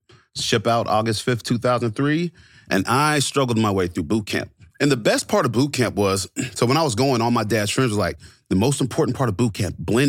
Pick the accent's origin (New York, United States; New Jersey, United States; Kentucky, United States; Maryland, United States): Kentucky, United States; Fort Knox; born there; And so I grew up in the military. I was born in Fort Knox.